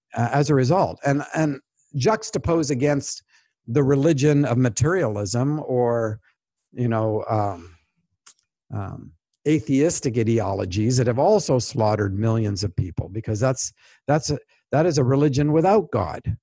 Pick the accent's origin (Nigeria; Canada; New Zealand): Canada; moved away; also born or lived in United States; I'm a Canadian when it's helpful. I'm also a U S citizen, and I'm a U S citizen when that's helpful too.